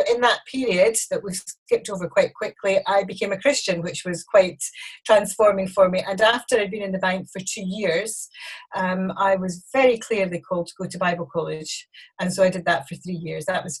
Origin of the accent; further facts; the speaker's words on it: Glasgow, Scotland, United Kingdom; moved away as an adult; also born or lived in Oban / Edinburgh; now in Colchester, United Kingdom; Well, I was born in Glasgow. I was there. My dad was a minister in the Free Church of Scotland, Presbyterian Church, and we were there for some time.